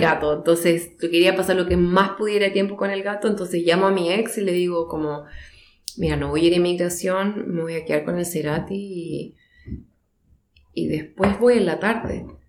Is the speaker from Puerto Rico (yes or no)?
no; Chile; moved away as an adult; also born or lived in Mendoza, Argentina; now in Christchurch, New Zealand; siendo chilena